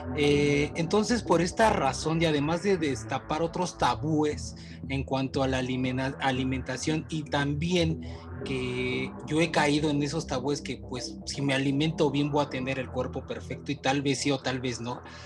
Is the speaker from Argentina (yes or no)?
no; Mexico; mi cultura mexicana, que la amo